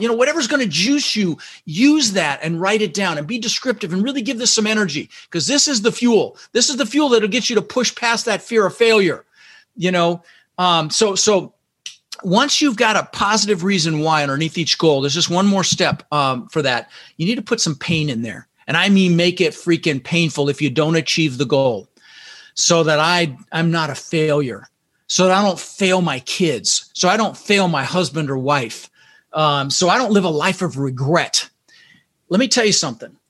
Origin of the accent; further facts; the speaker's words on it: Denver, Colorado, United States; also born or lived in Netherlands; we ended up in Denver, Colorado